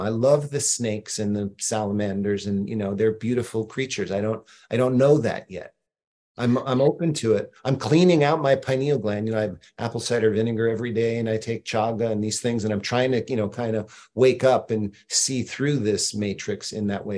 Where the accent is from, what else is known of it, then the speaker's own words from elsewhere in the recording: Boston, Massachusetts, United States; I'm from Boston.